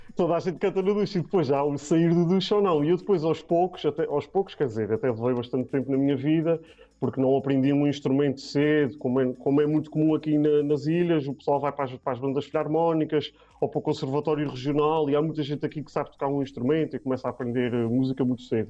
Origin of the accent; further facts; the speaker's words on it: Terceira Island, Azores, Portugal; moved away as an adult; also born or lived in Setúbal; sou da Ilha Terceira